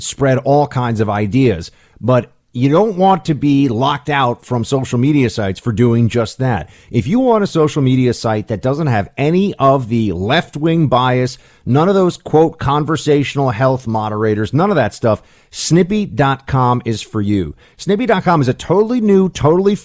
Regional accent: New York, United States; as a New Yorker

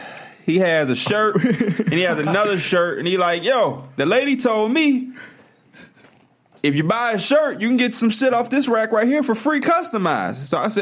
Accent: Chicago, Illinois, United States; we're from Chicago.

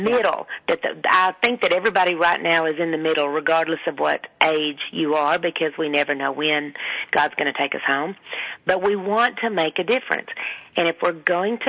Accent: Texas, United States; accent: deep Southern; I do have a very deep Southern accent, and I always have

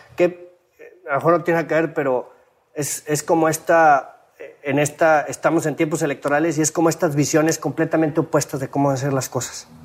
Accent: Mexico; sobresalimos como mexicanos

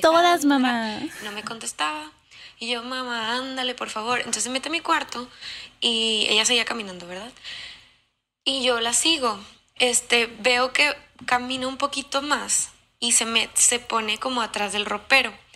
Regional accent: Monterrey, Nuevo León, Mexico; de Monterrey

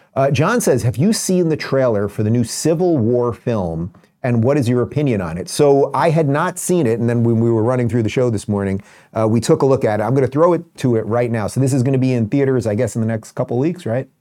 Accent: Long Island, New York, United States; also born or lived in Brooklyn; I was born in Brooklyn, nineteen seventy-six, and we moved to Long Island in about seventy-nine

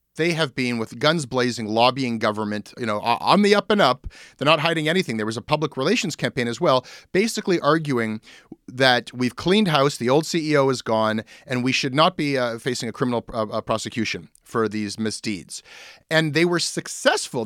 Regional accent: Canada; being Canadian

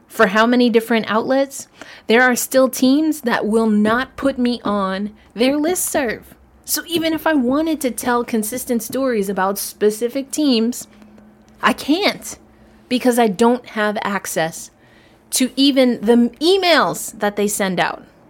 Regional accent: New York, United States; I'm a New Yorker.

